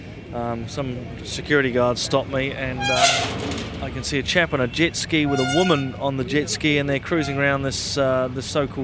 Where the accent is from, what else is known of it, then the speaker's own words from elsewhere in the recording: New Zealand; I'm from New Zealand